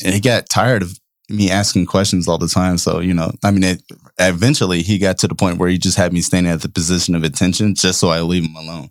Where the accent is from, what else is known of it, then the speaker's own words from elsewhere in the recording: Oakland, California, United States; growing up in Oakland in, uh, ninety-eighth and East fourteenth